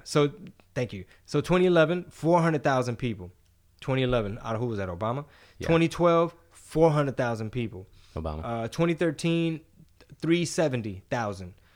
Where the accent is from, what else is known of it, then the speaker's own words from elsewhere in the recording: United States; I'm American